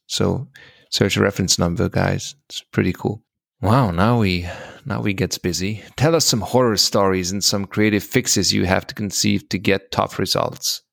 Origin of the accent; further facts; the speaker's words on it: Hungary; I'm from Hungary